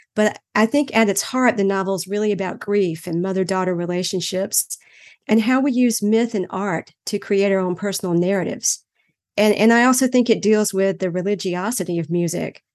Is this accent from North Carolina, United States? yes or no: yes; Greenville, North Carolina, United States; my hometown of Greenville, North Carolina when I was growing up.